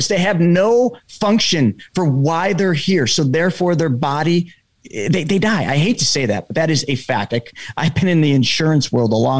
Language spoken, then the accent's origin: English; New York, United States; I'm from New York